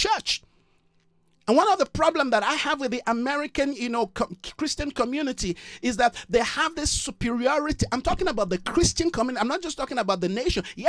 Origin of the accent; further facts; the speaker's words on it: Nigeria; now in South Africa; I'm a bona fide Nigerian. I love my country